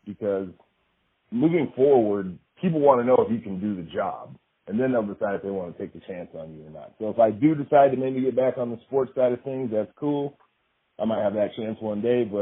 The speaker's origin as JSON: {"language": "English", "town": "Boise", "region": "Idaho", "country": "United States", "tie": "born or raised there", "also_born_or_lived": "Los Angeles, California", "moved": "as an adult", "lives_now": "Great Falls, United States", "said": "Born and raised in Boise, Idaho, so in the similar, pretty same area as you"}